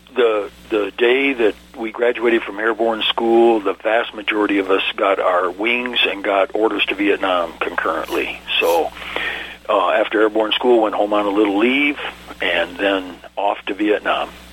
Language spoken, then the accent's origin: English; Ann Arbor, Michigan, United States; moved away as an adult; I was born and raised in Ann Arbor, Michigan